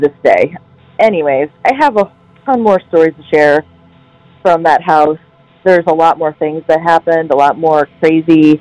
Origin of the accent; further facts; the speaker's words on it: Toledo, Ohio, United States; I'm from Toledo, Ohio